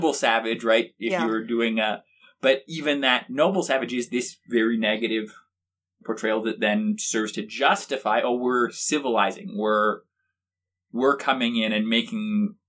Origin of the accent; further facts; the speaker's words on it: Ohio, United States; given that I grew up in Ohio